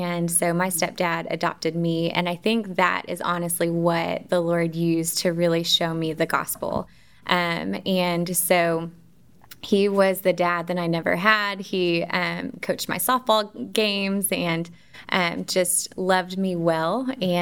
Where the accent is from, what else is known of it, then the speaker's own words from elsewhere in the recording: Dallas, Texas, United States; moved away as an adult; now in Central Arkansas, United States; I am originally from Dallas, Texas, born and raised kind of outside of Dallas